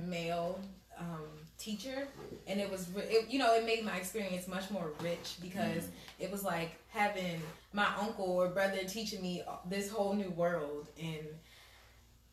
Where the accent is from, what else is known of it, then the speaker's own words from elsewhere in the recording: Prince George's County, Maryland, United States; also born or lived in Greenbelt, Maryland / Largo, Maryland / Capitol Heights, Maryland; I'm from Prince George's County. I grew up in Greenbelt, then Largo.